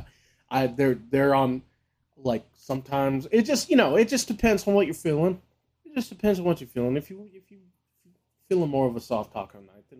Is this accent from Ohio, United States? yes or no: no; Las Vegas, Nevada, United States; And it's also just growing up in Vegas